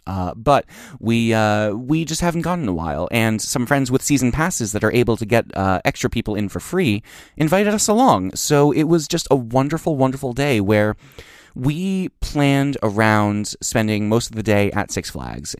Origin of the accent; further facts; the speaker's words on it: Trenton, New Jersey, United States; I grew up in Trenton, New Jersey